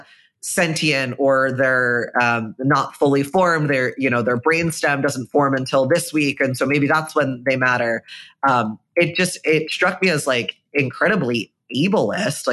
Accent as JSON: {"language": "English", "area": "right outside of Philadelphia", "region": "Pennsylvania", "country": "United States", "tie": "born or raised there", "said": "I grew up right outside of Philadelphia"}